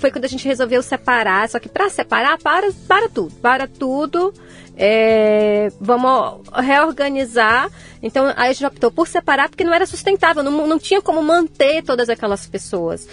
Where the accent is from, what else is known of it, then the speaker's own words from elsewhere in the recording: interior of Bahia, Brazil; moved away; eu sou do interior, do interior da Bahia